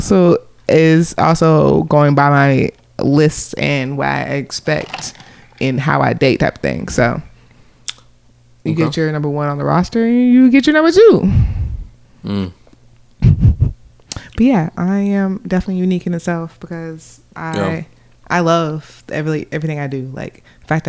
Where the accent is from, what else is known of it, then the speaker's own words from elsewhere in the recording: Oak Ridge, Tennessee, United States; Growing up in Oak Ridge, I was one of 30 in my class